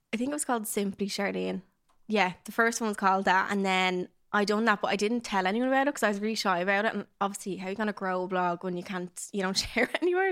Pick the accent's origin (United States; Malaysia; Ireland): Ireland; Dublin, Leinster; I grew up in Dublin, South Dublin